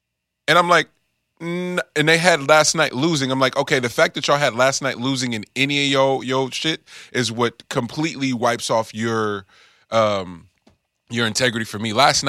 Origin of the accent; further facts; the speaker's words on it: the Bay Area, California, United States; I'm from the Bay.